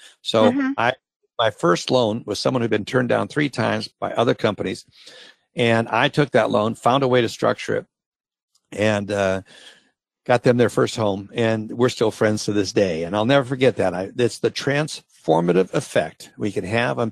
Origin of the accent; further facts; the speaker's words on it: Minnesota, United States; I grew up in Minnesota. I grew up in a small community